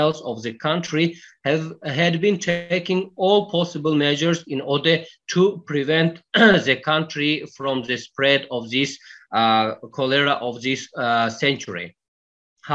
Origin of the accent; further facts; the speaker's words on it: Devashtich district, Sughd, Tajikistan; As I come from rural area, particularly I am from Devastich district